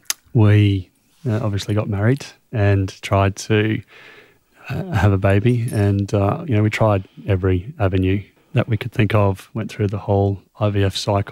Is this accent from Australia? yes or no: yes; Australia; it's so difficult just as an Australian to...